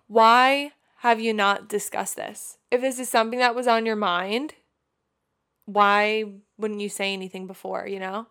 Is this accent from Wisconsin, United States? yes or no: no; Long Island, New York, United States; moved away as an adult; also born or lived in Austin; now in California, United States; we grew up in Long Island, New York